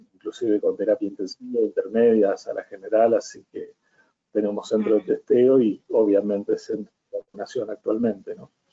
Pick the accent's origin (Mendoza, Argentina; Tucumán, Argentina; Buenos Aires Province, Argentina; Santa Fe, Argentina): Santa Fe, Argentina; Villa Constitución; sigo trabajando y ejerciendo mi profesión acá en el lugar mío de origen, que es Villa Constitución